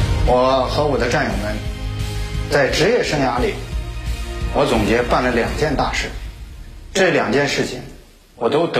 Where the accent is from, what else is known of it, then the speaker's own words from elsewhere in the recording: Kaifeng, Henan, China; 我的家乡是开封，我的母校是河大